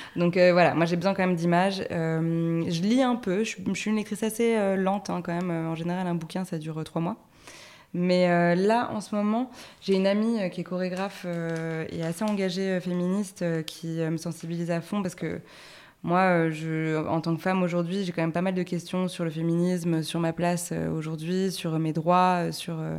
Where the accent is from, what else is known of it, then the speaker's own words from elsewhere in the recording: Paris, Île-de-France, France; le, loft où j'ai grandi à Paris